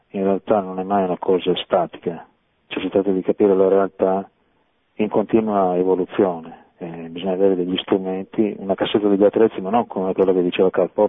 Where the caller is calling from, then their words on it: Monferrato, Piedmont, Italy; chiamo Torino, sono dal Monferrato.